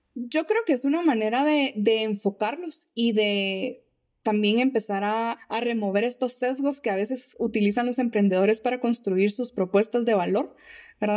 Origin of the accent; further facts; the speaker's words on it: Guatemala; nuestra naturaleza como guatemaltecos